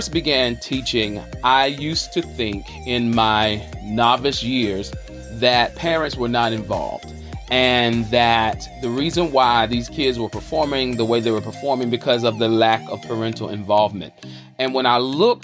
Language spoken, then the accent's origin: English; Charlotte, North Carolina, United States; I'm hailing from the South by way of the QC, the Queen City, Charlotte, North Carolina.